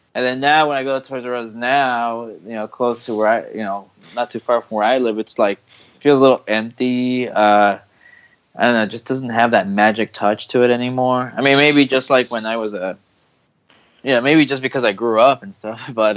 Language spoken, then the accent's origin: English; Texas, United States; my hometown in Texas